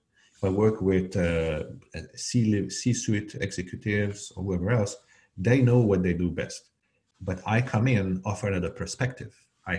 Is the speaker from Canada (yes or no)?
yes; Canada; also born or lived in Hungary / Algeria; now in United States; And by the way, I was born in Hungary and I grew up in Algeria and Canada before moving to the Bay Area to open the first office of my last startup.